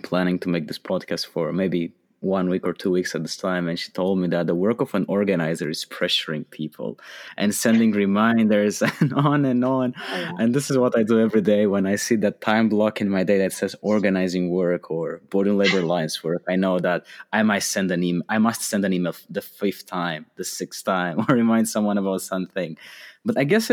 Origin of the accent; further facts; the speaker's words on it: Romania; moved away; we sometimes go back to Romania, my home country